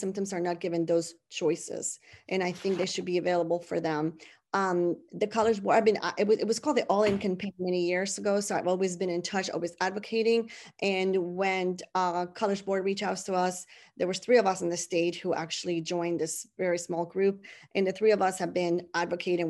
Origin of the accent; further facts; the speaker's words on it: San Juan, Puerto Rico; first language Spanish; English is a second language; moved away as an adult; I was, uh, born and raised in San Juan, Puerto Rico